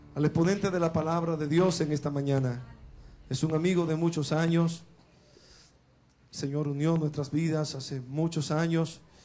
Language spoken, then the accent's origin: Spanish; La Romana, Dominican Republic; una iglesia creciente en la romana de donde, la cual es mi pueblo natal